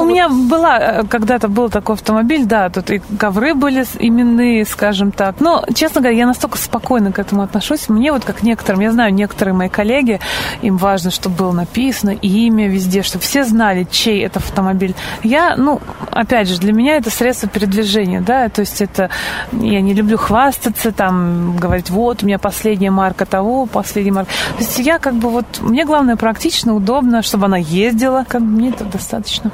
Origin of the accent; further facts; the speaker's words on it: Bugulma, Tatarstan, Russia; now in Moscow, Russia; Город Бугульма, это где я родилась, откуда я родом, Татарстан